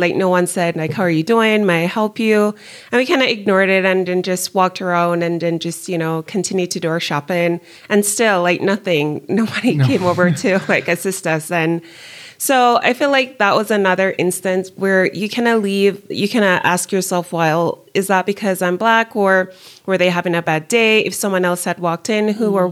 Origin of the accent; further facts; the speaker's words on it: Jamaica; moved away as an adult; now in United States; growing up Jamaican and then moving to the United States.